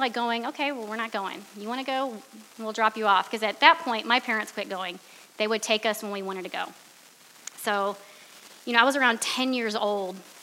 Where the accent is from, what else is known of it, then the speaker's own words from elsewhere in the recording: Cleveland, Ohio, United States; moved away; I'm from Cleveland